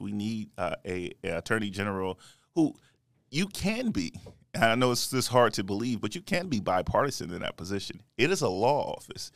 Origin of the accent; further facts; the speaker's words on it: United States; I grew up in, um, in America